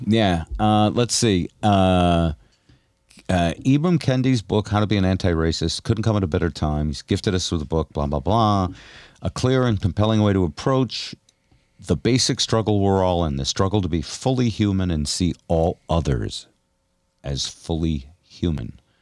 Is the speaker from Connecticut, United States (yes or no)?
yes; New Haven, Connecticut, United States; moved away; also born or lived in Seattle / Vermont; I grew up in New Haven, Connecticut, which was fifty percent black.